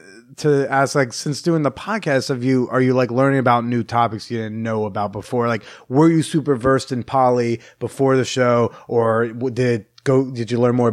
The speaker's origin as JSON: {"language": "English", "region": "Oklahoma", "country": "United States", "tie": "born or raised there", "said": "I haven't met someone who's not into dating, into marriage before because I grew up in Oklahoma."}